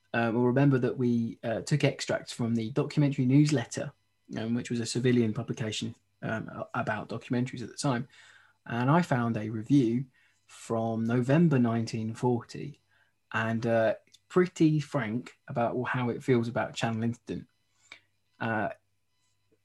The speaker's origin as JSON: {"language": "English", "area": "near Croydon", "region": "London", "country": "United Kingdom", "tie": "born or raised there", "said": "I grew up near Croydon and I went to a few shows there"}